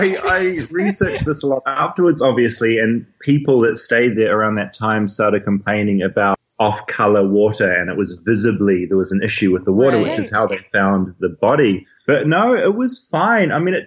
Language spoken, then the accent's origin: English; New Zealand; I'm a journalist from New Zealand.